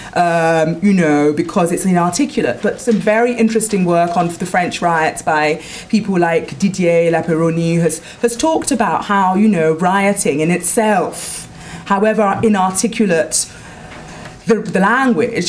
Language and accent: English; London, United Kingdom; moved away as an adult; now in Paris, France; I am from Wood Green in North London. I grew up there, my family still live there